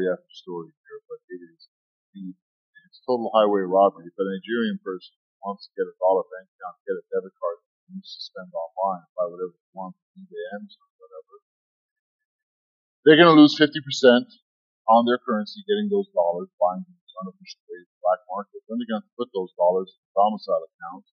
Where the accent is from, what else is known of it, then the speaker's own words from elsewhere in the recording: Egypt; now in United States; I'm from Egypt